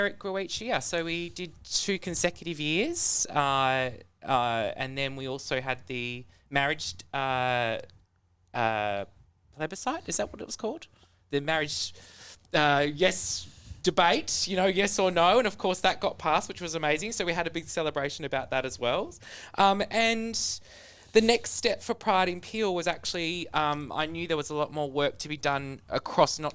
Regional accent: Pinjarra, Western Australia, Australia; moved away as an adult; also born or lived in London; I grew up in Pinjarra, a country town

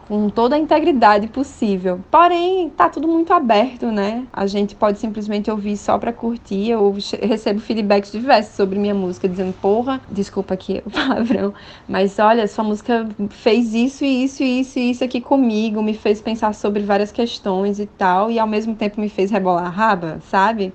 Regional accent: Natal, Rio Grande do Norte, Brazil; eu sou de Natal, Rio Grande do Norte. Foi o lugar onde eu nasci

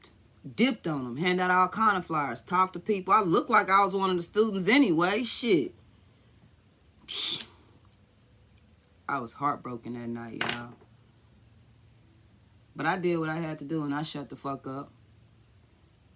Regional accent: Kansas City, Missouri, United States; I'm from Kansas City

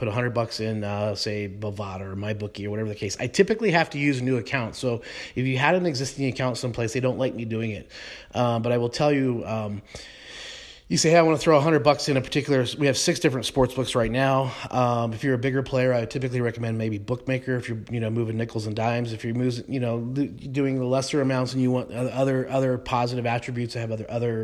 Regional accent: Colorado, United States; I was a kid growing up in Colorado

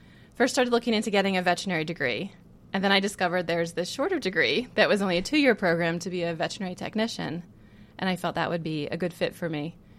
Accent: Virginia, United States; also born or lived in California / Connecticut / South Carolina; So I was born in California. We moved away to the East Coast by the time I can remember anything. So the memories I have are mostly in Virginia, a little bit in Connecticut, a little bit in South Carolina. But if I had to say where I'm from, I would say Virginia.

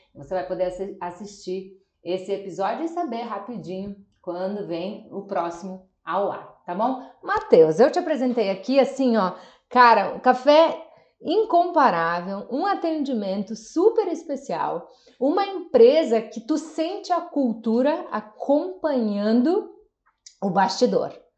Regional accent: Nova Roma do Sul, Rio Grande do Sul, Brazil; eu sou natural de Nova Roma do Sul, interior do Rio Grande do Sul

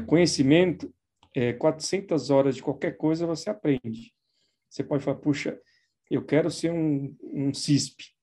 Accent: São Paulo, Brazil; sou de São Paulo, sempre fiquei por aqui, não, nunca morei fora, né? Sempre morei em São Paulo mesmo

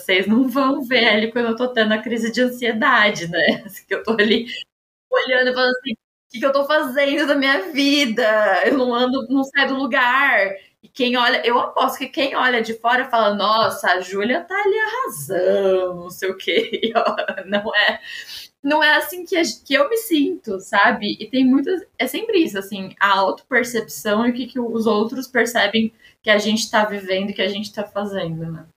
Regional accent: São Paulo, Brazil; E como paulista

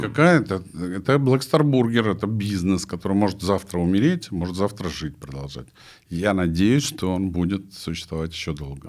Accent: Sukhumi, Abkhazia, Georgia; moved away; я родился в Сухуме тоже на Черном море

